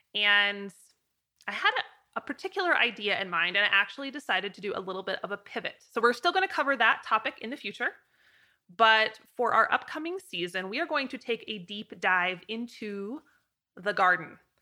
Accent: Idaho, United States; a little girl growing up in Idaho

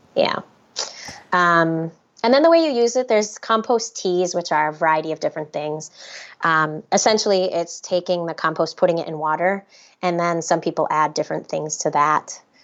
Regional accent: Minnesota, United States; I'm from Minnesota

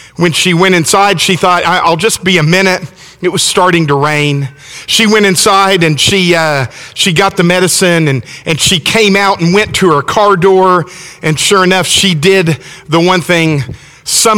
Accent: Alabama, United States; I'm from Alabama

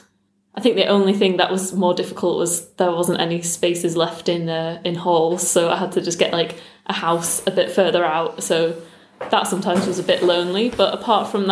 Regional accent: Manchester, North West England, United Kingdom; Manchester. Right. Yeah, sort of North Manchester, Bury, Bolton.

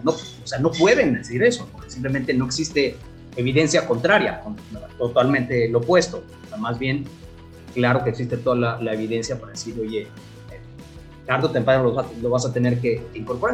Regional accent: Mexico; nosotros como mexicanos

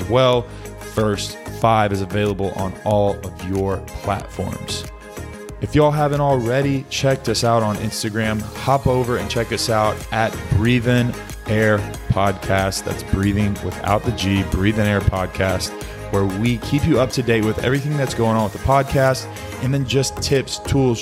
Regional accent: Dallas-Fort Worth area, Texas, United States; I also spent my time in the DFW area growing up.

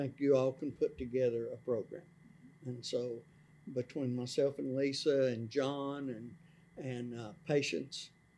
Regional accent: Sevier County, Tennessee, United States; born and raised here in Sevier County

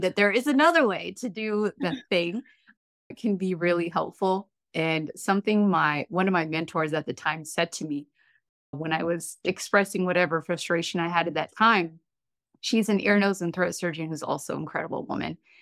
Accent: Eritrea; now in United States; I am a proud first generation immigrant American. I am from Eritrea

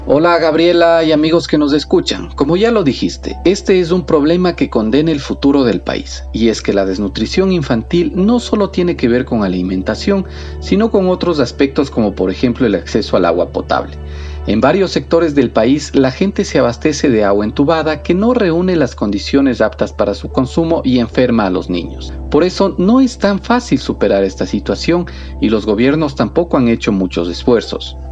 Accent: Ecuador; Somos el país sudamericano con el índice más alto

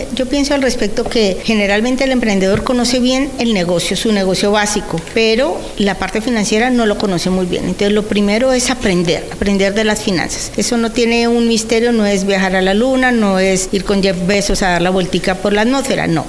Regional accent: Colombia; moved away as an adult; now in El Salvador; llevo en El Salvador 21 años, soy colombiana, llegué con una entidad internacional a trabajar

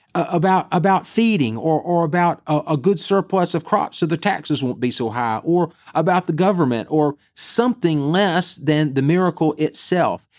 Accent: Bessemer, Alabama, United States; also born or lived in Birmingham, Alabama; I'm from Bessemer, which is a suburb of Birmingham, Alabama

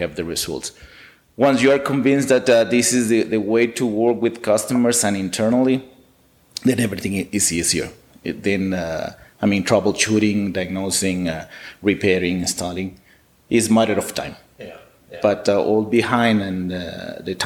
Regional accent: Ciudad Juárez, Chihuahua, Mexico; I'm from Juarez actually, I was born in Juarez

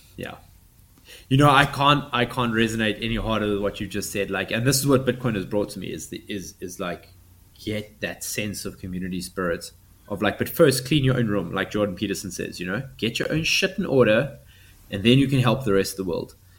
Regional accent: South Africa; I'm seventh generation South African. I'm not going anywhere.

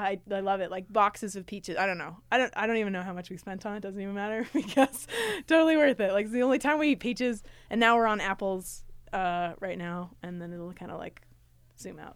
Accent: Riverton, Utah, United States; I was born in Riverton, Utah, eight four oh six five

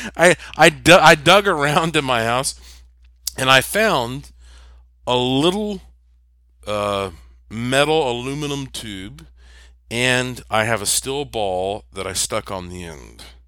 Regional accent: Western North Carolina, United States; moved away; also born or lived in Puerto Rico; I'm from Western North Carolina, which is rich with gems and minerals

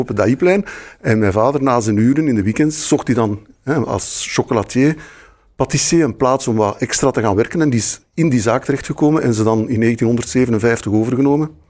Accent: Brussels, Brussels-Capital Region, Belgium; ik ben in Brussel geboren, dus ik heb Brussel zien veranderen de laatste vijftig jaar zelf

